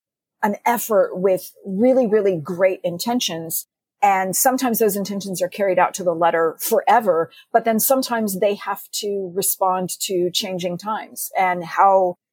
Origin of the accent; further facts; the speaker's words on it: Texas, United States; I was growing up in Texas